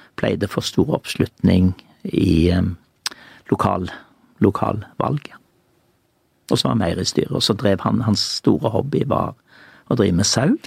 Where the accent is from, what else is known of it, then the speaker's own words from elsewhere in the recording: Judaberg, Rogaland, Norway; på Judaberg der jeg vokste opp